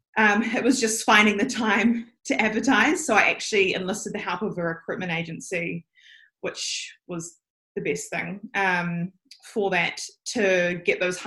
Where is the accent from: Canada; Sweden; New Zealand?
New Zealand; Auckland; I am born and raised in Auckland